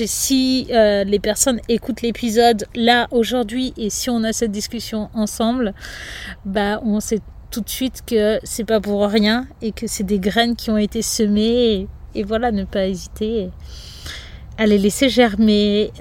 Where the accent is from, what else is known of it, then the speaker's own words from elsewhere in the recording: Angers, Pays de la Loire, France; moved away; also born or lived in Lyon; j'ai quitté Lyon pour aller dans ma région natale, donc à côté d'Angers